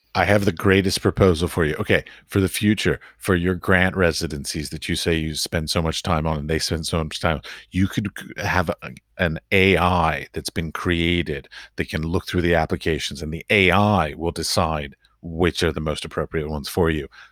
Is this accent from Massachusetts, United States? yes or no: no; Washington, District of Columbia, United States; moved away as an adult; also born or lived in Middle East; now in Czech Republic; I grew up in Washington, D C, so I knew lots of diplomats growing up